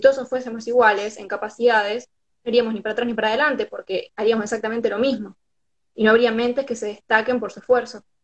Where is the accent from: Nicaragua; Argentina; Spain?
Argentina; San Lorenzo, Santa Fe; soy de San Lorenzo, queda 40 minutos, media hora, dependiendo de dónde agarres.